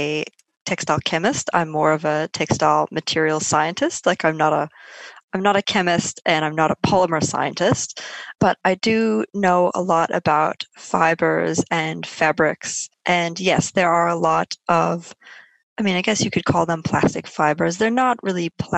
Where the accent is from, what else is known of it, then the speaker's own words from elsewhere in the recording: Minnesota, United States; moved away; also born or lived in Otago; I was born in Minnesota, which is obviously in the United States